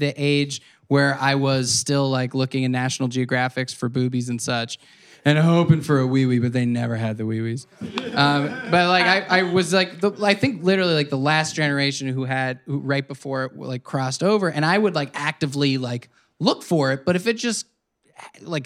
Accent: Midwest, United States; moved away; I spent some time growing up in the Midwest

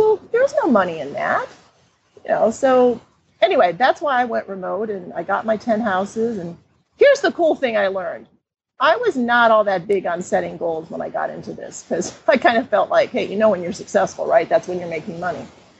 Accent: Cleveland, Ohio, United States; And I grew up in Cleveland, Ohio, so I kind of had a sense of familiarity there, although I was wrong once I got back. I didn't know the neighborhoods anymore.

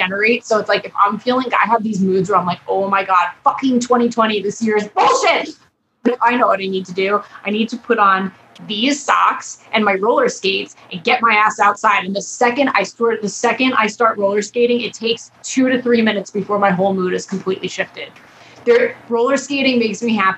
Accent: Long Island, New York, United States; I grew up in New York, on Long Island

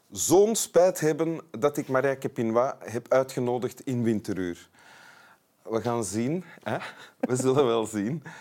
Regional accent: Geluwe, Flanders, Belgium; dochter van een postbode en een naaister, opgegroeid in Geluwe, West-Vlaanderen, tegen de Franse grens aan.

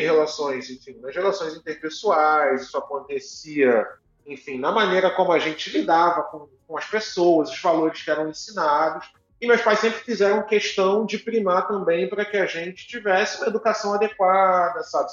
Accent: Duque de Caxias, Rio de Janeiro, Brazil; eu nasci em Duque de Caxias, no Rio de Janeiro, então Legal. da Baixada Fluminense

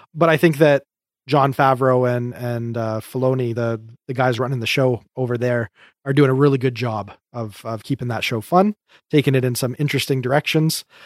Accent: Canada; We're just Canadian

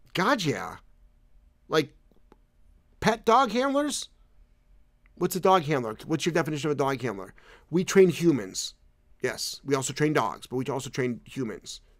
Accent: Cleveland, Ohio, United States; moved away; I'm originally from Cleveland. So, so, um, I, I left Cleveland in nineteen eighty-four.

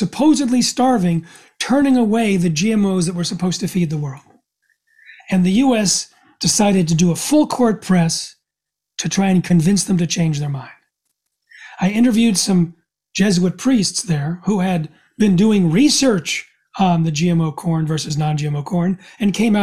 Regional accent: United States; I'm from the United States.

